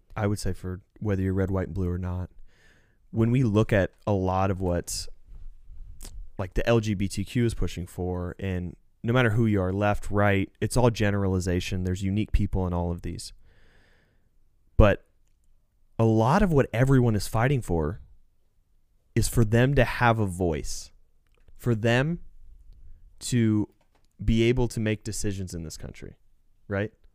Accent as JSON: {"language": "English", "country": "United States", "said": "we as the American people"}